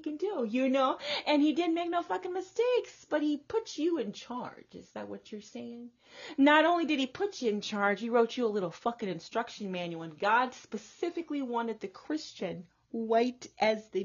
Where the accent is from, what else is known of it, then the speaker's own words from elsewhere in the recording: the South, Texas, United States; here in the South, like I said, I grew up in the South